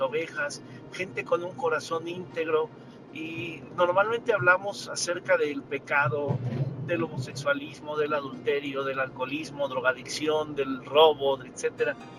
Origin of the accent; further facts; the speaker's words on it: Mexico; como mexicanos